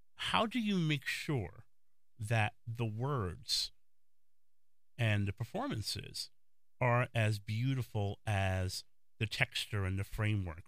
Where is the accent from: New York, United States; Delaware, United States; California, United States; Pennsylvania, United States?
New York, United States; New York City; Being a native New Yorker, I'm from the Bronx